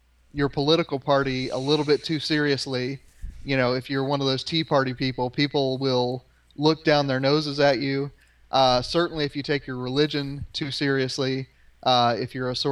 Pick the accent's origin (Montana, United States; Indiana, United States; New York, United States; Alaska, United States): Indiana, United States; accent: Midwestern; moved away as an adult; now in Georgia, United States; when I lived in Indiana.